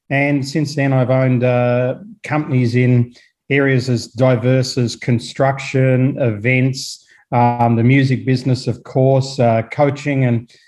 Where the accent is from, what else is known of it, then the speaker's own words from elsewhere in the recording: Australia; moved away as an adult; also born or lived in South Africa; now in New Zealand; I was born in Australia, but I didn't really resonate with the Australian way of life. So I sort of left early on in my career